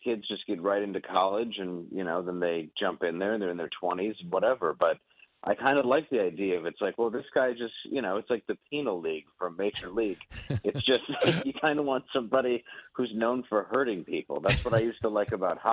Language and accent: English; Detroit, Michigan, United States; I'm from Detroit